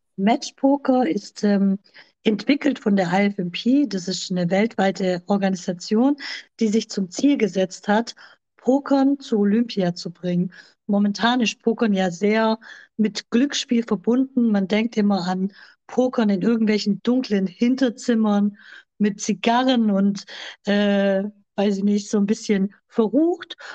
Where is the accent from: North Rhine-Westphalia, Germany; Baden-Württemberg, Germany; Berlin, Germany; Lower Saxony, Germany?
Baden-Württemberg, Germany; near Stuttgart; Ich komme aus der Nähe von Stuttgart. Ich lebe hier zusammen mit meinem Freund Carmelo